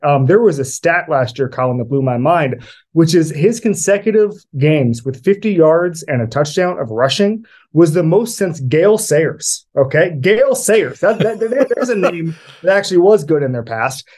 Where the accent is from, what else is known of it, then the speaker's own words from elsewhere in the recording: Florida, United States; I grew up in Florida